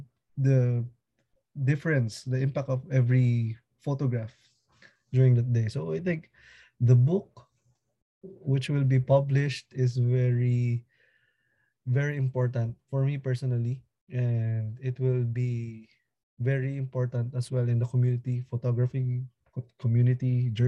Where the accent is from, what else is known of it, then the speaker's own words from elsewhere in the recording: Manila, Metro Manila, Philippines; from Manila, Philippines.